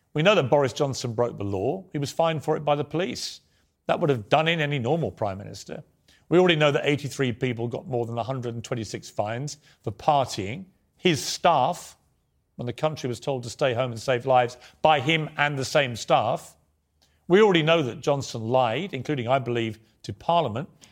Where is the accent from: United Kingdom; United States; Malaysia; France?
United Kingdom; accent: British